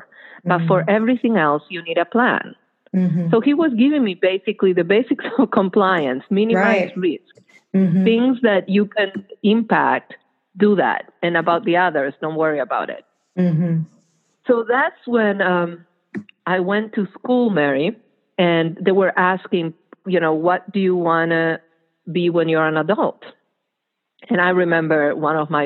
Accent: Argentina; moved away; That's where I grew up. I grew up in Argentina during the military dictatorship

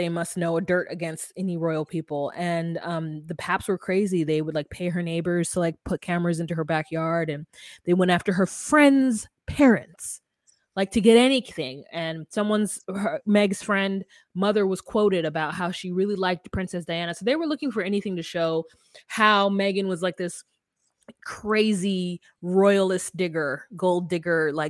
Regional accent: United States; I'm American.

